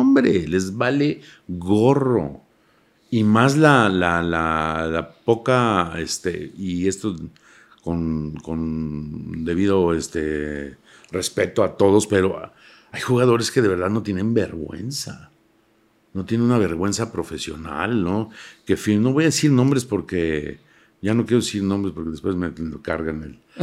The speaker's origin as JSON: {"language": "Spanish", "country": "Mexico", "said": "los mexicanos somos así"}